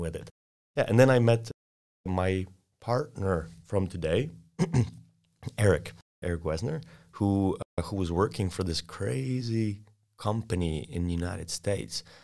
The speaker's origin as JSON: {"language": "English", "country": "Poland", "also_born_or_lived": "Austin, Texas", "second_language": "English", "moved": "as an adult", "said": "Sorry for my accent, but I'm an exchange student from Poland."}